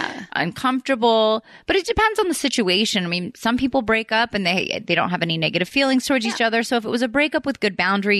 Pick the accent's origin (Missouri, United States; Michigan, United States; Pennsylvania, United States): Pennsylvania, United States; Philadelphia; I'm from Philly. I'm from right by Jersey.